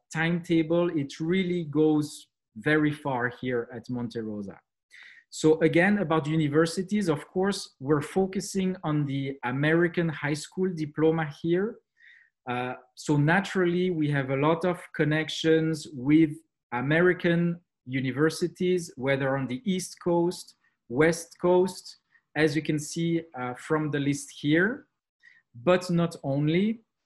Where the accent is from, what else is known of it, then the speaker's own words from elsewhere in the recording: Switzerland; accent: French; English is a second language; now in Montreux, Switzerland; as you can tell from my accent, uh, French uh, is uh, the, the main language that we speak here.